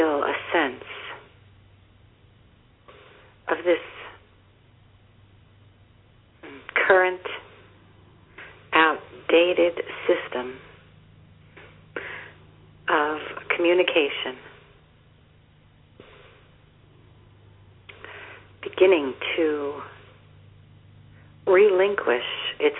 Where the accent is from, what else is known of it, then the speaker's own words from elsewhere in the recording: Yonkers, New York, United States; I grew up in Yonkers